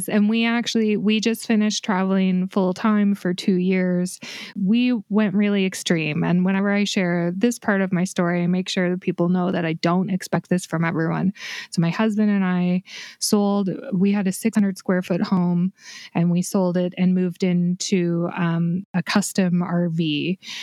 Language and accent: English; Canada; my home country of Canada